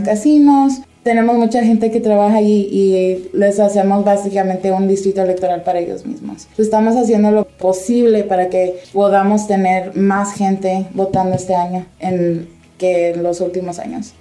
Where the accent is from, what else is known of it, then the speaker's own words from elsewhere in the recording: Nevada, United States; nosotros como nevadenses